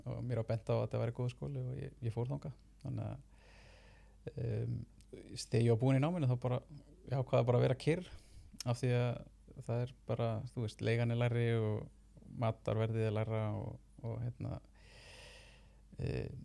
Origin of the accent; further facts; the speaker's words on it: Reykjavík, Capital Region, Iceland; ég úlst upp hérna í Reykjavík bara borgabann og uh, hef alltaf verið að teikna frá því ég var krakki